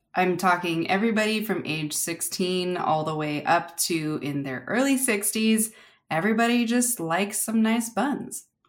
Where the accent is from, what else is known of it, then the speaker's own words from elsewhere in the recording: California, United States; growing up in California